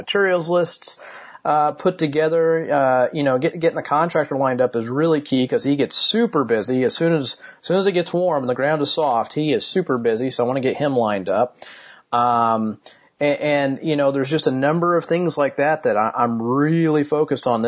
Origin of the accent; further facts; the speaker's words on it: Martinsville, Indiana, United States; here in my hometown of Martinsville, Indiana